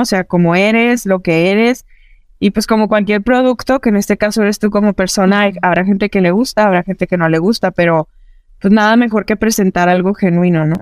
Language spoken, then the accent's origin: Spanish; Parral, Chihuahua, Mexico; también soy del norte de México, soy de una, de una ciudad pequeña que se llama Parral, Chihuahua